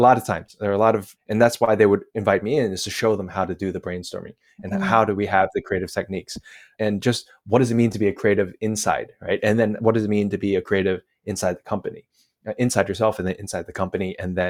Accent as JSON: {"language": "English", "region": "New Jersey", "country": "United States", "also_born_or_lived": "China", "moved": "as an adult", "lives_now": "Lisbon, Portugal", "said": "I'm from New Jersey, I should also add. So I'm extra arrogant."}